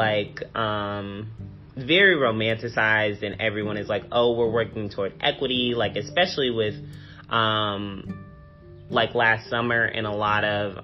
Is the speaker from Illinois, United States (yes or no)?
yes; Springfield, Illinois, United States; moved away as an adult; now in Cincinnati, United States; I'm originally from Springfield, Illinois